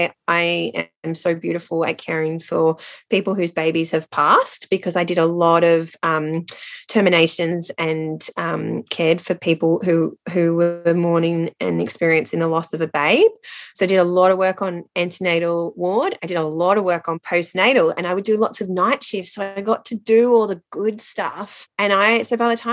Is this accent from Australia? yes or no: yes; Londonderry, New South Wales, Australia; now in Queensland, Australia; I grew up in Londonderry between Richmond and Penrith. But now I'm up in sunny, rainy coast Queensland.